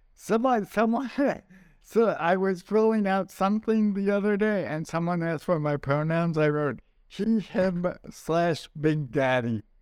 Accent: New York, United States; my wife makes fun of the way I talk, uh, talk, talk, 'cause I'm a I'm from New York, and we, we say our O Rs

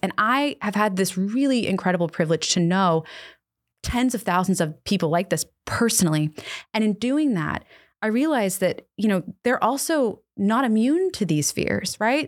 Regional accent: Annapolis, Maryland, United States; We, uh, live in my hometown of Annapolis, Maryland.

